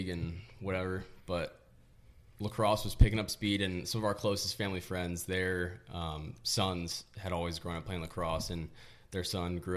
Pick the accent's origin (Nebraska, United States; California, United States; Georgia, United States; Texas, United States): California, United States; Rancho Santa Margarita; I was born and raised in Rancho Santa Margarita